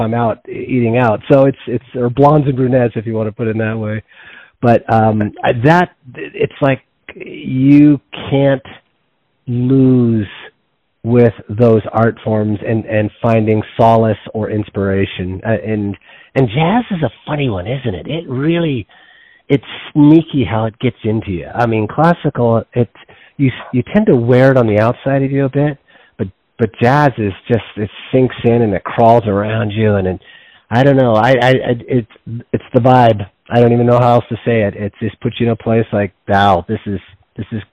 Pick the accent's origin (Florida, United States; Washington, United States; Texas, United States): Washington, United States; also born or lived in Yosemite National Park, California; Washington State, primarily in the Northwest, who grew up in the mountains there